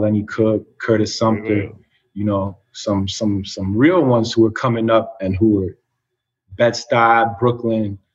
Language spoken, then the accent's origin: English; Paris, Île-de-France, France; moved away; also born or lived in New York City, United States; I was born in New York City, and then when I was about 3-4 years old, we moved back to France, to Paris